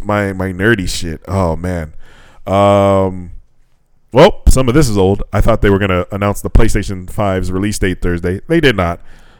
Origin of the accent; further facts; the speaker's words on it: California, United States; I'm from California. We California love.